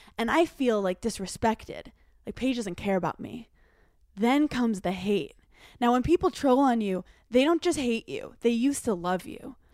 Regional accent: Brooklyn, New York, United States; growing up in Brooklyn, New York

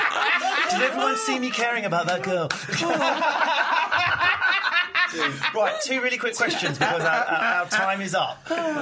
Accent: Egypt; It was when I changed plane in Lahore, just to visit family, even though I'm from Egypt.

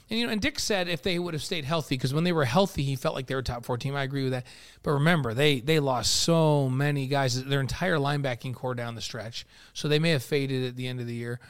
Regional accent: New York, United States; moved away; I'm from New York, so everybody's guys

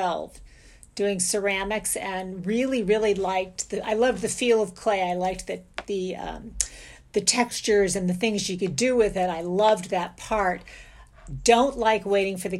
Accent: St. Petersburg, Florida, United States; I grew up in St. Petersburg, Florida

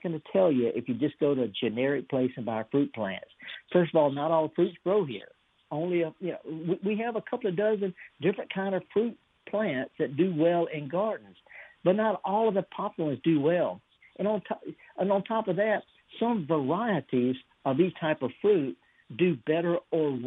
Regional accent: the Mississippi Delta, United States; I'm from the Delta, 100 miles north of Jackson

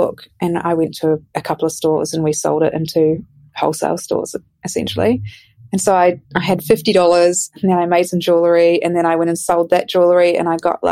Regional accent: New Zealand; I grew up in New Zealand and I grew up in the city, but we had a holiday house in the country.

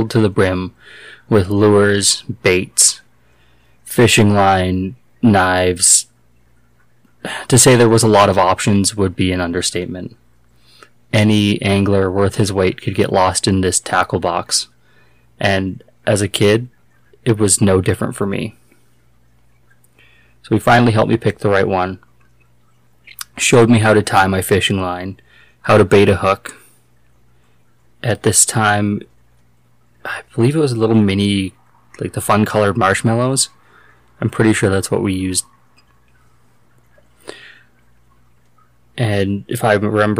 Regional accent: Nobleford, Alberta, Canada; moved away; my hometown is this tiny little town. It's called Nobleford back in southern Alberta

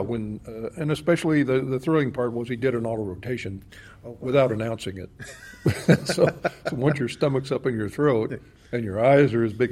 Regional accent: Lafayette, Louisiana, United States; also born or lived in Bogota, Colombia; now in Tucson, United States; growing up down there

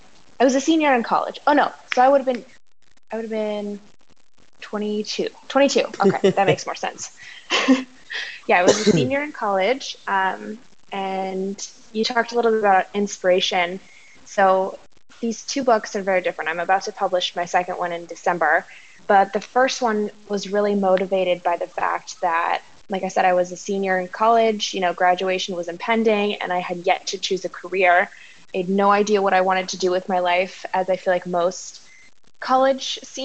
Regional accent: Las Vegas, Nevada, United States; now in Macau, China; I am originally from Las Vegas, but I currently live in Macau

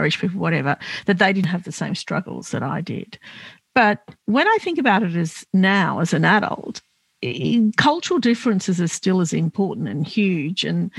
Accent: Melbourne, Victoria, Australia; English is a second language; My parents immigrated from Lebanon and I was born here actually

